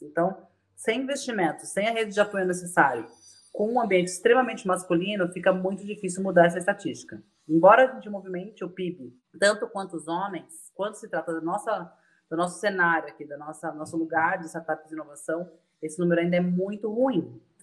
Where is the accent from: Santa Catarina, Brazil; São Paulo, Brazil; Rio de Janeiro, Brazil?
São Paulo, Brazil; also born or lived in Bahia (family ancestry); now in Santos, Brazil; estou falando de Santos, mas nasci em São Paulo, minha família é nordestina, baiana